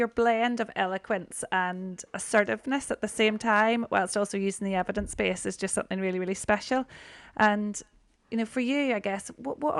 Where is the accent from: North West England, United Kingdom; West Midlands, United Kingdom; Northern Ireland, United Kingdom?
Northern Ireland, United Kingdom; growing up in Northern Ireland